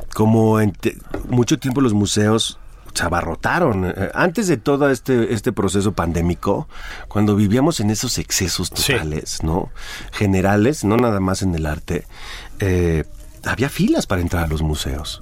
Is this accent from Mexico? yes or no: yes; Jalisco, Mexico; Y en Jalisco fue interesante porque Tú conoces muy bien mi tierra